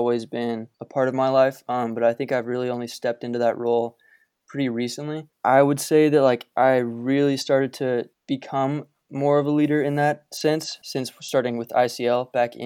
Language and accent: English; Boise, Idaho, United States; also born or lived in Park City, Utah; We moved to Boise from Park City in 2004